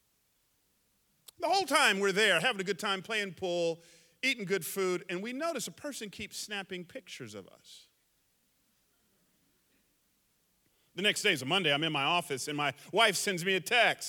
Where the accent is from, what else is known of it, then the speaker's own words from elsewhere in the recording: the South, United States; now in San Jose, United States; I grew up in the South back in the 70s and 80s